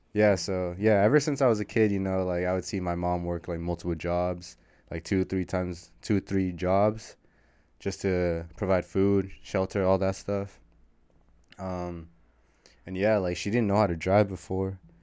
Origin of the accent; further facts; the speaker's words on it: San Rafael, California, United States; also born or lived in Berkeley, California; I was born in Berkeley, California, shout out Berkeley. It's the hometown, or that's the birth town, but I was raised most, most of my life in San Rafael, California, so Marin County